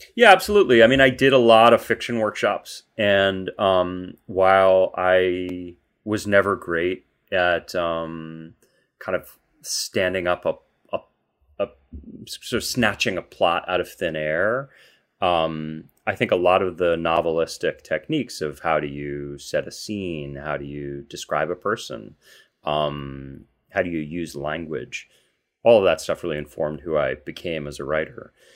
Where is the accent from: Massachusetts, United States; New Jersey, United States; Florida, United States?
Massachusetts, United States; Boston; there's a fair bit of crime there when I was growing up